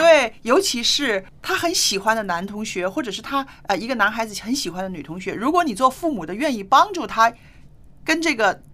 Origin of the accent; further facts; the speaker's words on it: China; 为什么“早恋”这个词只有我们中国人才有呢？